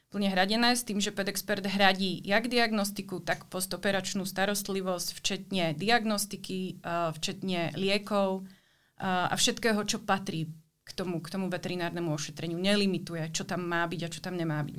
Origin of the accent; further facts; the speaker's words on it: Slovakia; moved away as an adult; also born or lived in Brno, Czech Republic; now in Prague, Czech Republic; pôvodom som zo Slovenska